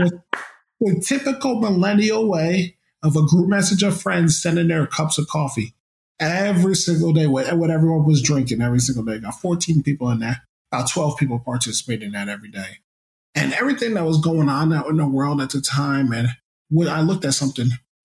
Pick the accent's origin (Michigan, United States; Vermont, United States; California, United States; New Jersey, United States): New Jersey, United States; Woodbridge; my hometown of Woodbridge, New Jersey